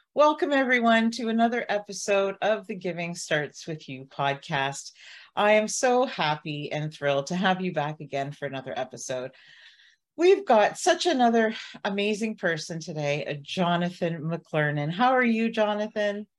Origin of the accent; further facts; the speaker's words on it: Barrie, Ontario, Canada; I'm from Barrie, Ontario